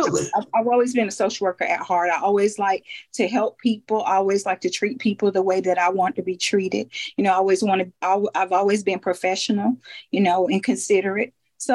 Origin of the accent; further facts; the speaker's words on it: Phenix City, Alabama, United States; I'm from Phenix City, Alabama.